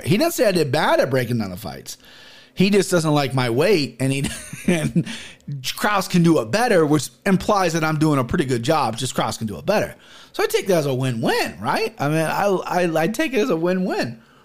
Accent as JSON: {"language": "English", "town": "Cincinnati", "region": "Ohio", "country": "United States", "tie": "born or raised there", "said": "I grew up in Cincinnati where prominently white where I'm from"}